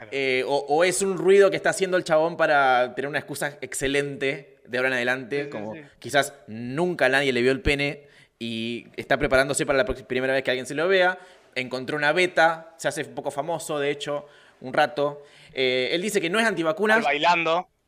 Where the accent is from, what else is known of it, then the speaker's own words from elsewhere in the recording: Córdoba, Argentina; es con la vacuna o el paracetamol o algo, o que soy cordobés